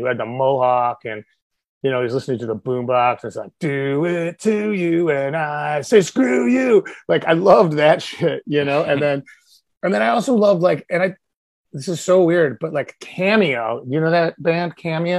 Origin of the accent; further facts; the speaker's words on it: University City, Missouri, United States; now in Chicago, United States; I am originally from Missouri. I grew up in like outside of St. Louis.